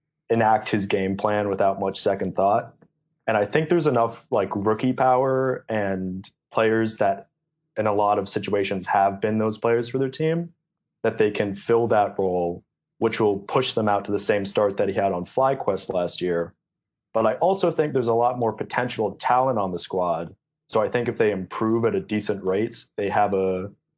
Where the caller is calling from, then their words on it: Richmond, Virginia, United States; I'm calling from Richmond, Virginia